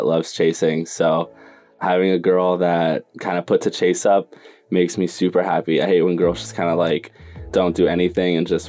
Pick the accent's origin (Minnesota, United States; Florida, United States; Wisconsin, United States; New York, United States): Florida, United States; Fort Lauderdale; also born or lived in Santiago, Chile; now in Los Angeles, United States; I'm originally from Santiago, Chile, and I grew up in Fort Lauderdale, Florida